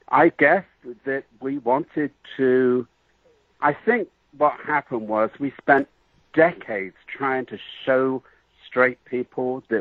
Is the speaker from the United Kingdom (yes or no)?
yes; England, United Kingdom; You know, I'm, I'm a little bit exotic because I came from England, you know, and that's about it.